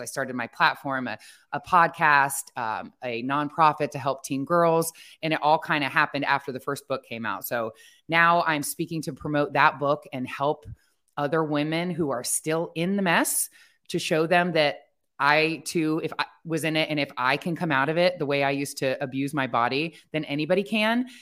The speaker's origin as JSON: {"language": "English", "region": "Ohio", "country": "United States", "tie": "born or raised there", "said": "I grew up in Ohio"}